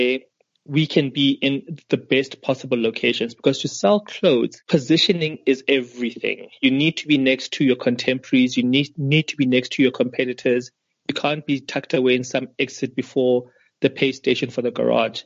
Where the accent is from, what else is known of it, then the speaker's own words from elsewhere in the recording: South Africa; we as South African and African designers